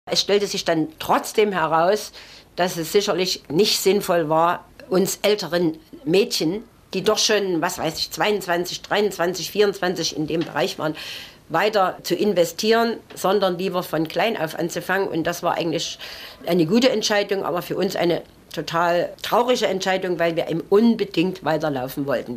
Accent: Chemnitz, Saxony, Germany; ich bin eine echte Chemnitzerin, eine echte Sächsin, bin dort mhm. geboren und ähm, möchte auch dort nicht weg

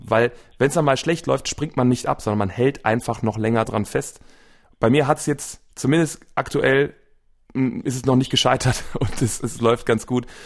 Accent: Wuppertal, North Rhine-Westphalia, Germany; also born or lived in Velbert; ich bin in Wuppertal geboren, wohne jetzt quasi ein, äh, ein bisschen nebenan in einer kleineren Stadt Fellbad

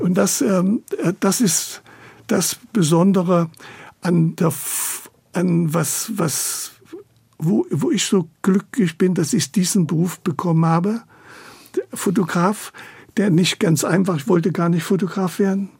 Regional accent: Chemnitz, Saxony, Germany; also born or lived in Italy; now in Berlin, Germany; ich bin in Chemnitz geboren

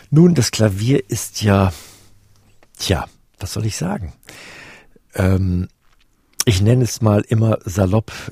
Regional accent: Namibia; also born or lived in Westphalia, Germany / Plön, Germany; Ich bin in äh, Westfalen geboren und dann im Wald, im, im schönen holsteinischen Wald am großen Plöner See groß geworden bis ich dann im neunten Lebensjahr nach Namibia auswanderte.

